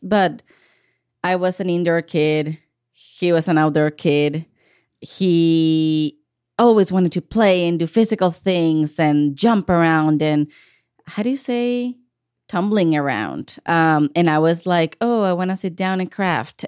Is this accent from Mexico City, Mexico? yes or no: no; Ensenada, Baja California, Mexico; moved away as an adult; now in Portland, United States; I grew up in the city of Ensenada, Baja California. That is the border state with the state of California. It's in Mexico. Um, I was born and raised there.